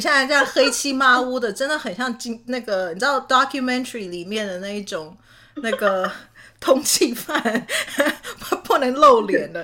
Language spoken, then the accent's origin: Chinese; Canada; moved away as an adult; also born or lived in Taiwan / Utah / New York / Japan; 其实我是在台湾生的，但是我是在加拿大长大的